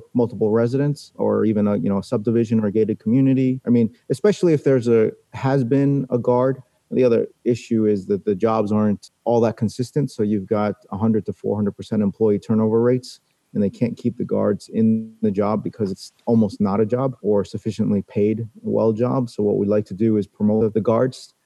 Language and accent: English; New York City, New York, United States; I was born in New York City and someone hit my town on 9/11